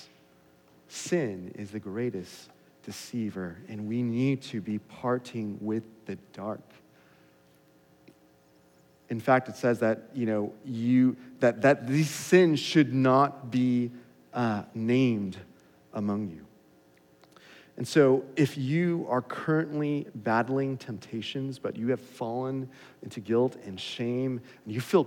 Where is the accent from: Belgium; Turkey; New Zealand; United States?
United States; Los Angeles, California; growing up in Los Angeles